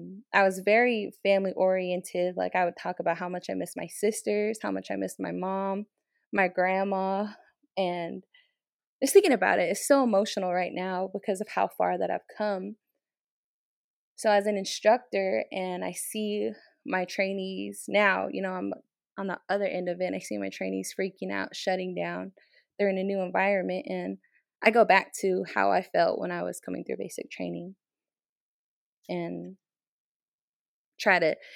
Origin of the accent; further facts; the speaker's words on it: United States; I was like, I'm Native American. I was like, I'm from the Navajo tribe.